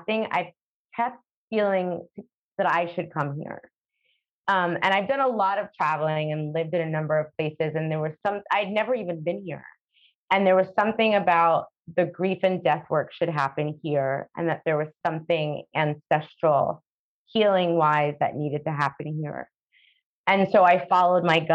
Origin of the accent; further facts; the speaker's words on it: New York City, New York, United States; moved away as an adult; now in Curaçao; I was born there. I was born in Brooklyn. I've lived there my whole life.